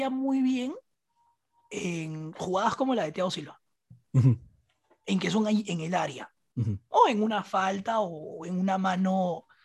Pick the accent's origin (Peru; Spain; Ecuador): Peru; como peruano